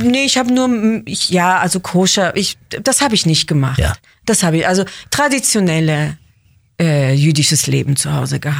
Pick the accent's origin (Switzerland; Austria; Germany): Switzerland; Basel, Basel-Stadt; also born or lived in Israel; Genau, also ich bin in Basel geboren, dann sind wir zwei, drei Jahre zurück nach Israel und dann hab, war ich da nur im Kindergarten und dann Grundschule in Basel.